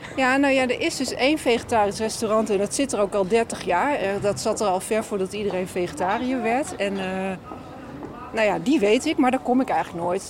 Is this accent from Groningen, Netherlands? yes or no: yes; Groningen, Netherlands; ik ben een Groningse